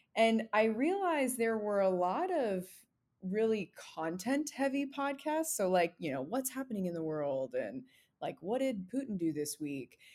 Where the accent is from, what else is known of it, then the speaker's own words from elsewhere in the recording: American Southwest, United States; moved away; I'm originally from the American Southwest, so very, very different from inside the Beltway